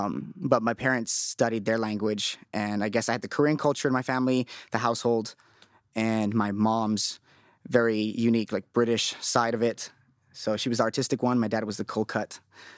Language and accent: English; Bolivia; moved away; I was born there.